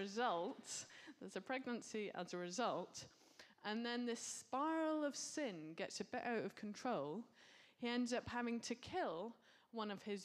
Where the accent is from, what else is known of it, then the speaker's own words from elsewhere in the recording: United Kingdom; we're British.